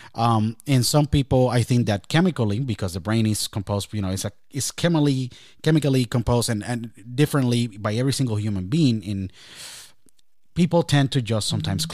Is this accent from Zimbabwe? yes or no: no; Puerto Rico; my home country, Puerto Rico